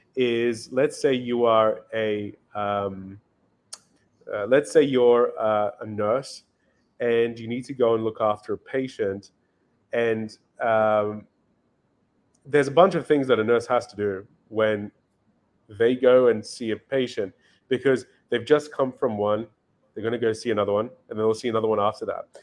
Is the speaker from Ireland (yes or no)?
no; Australia; moved away as an adult; now in Miami, United States; I grew up in Australia. Um, spent most of my life there